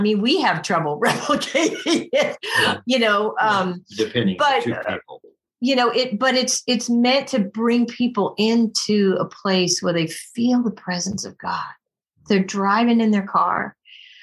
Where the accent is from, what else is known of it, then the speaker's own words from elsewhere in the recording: California, United States; I am from California